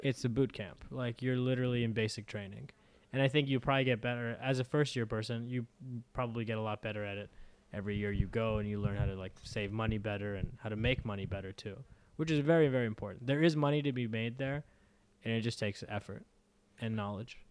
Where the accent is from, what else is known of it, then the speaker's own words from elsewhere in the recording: United States; as an American